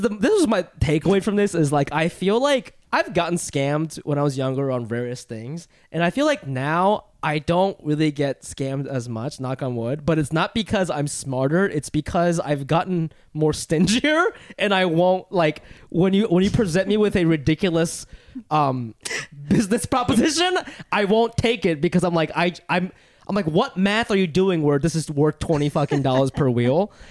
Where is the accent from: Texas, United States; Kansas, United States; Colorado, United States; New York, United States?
New York, United States; also born or lived in Funabashi, Chiba, Japan; growing up in New York